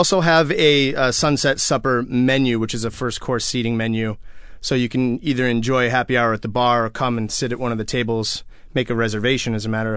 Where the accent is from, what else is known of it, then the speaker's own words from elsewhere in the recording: Portland, Oregon, United States; also born or lived in Hawaii; now in Seattle, United States; Born and raised in Portland